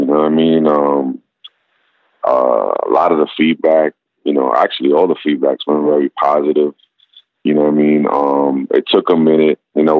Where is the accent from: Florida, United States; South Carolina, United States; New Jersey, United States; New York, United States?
New York, United States; New York City; Growing up in Brooklyn, it's just like everything was crew based, and everything was like, you had your MC, you had your crew, you had your DJ.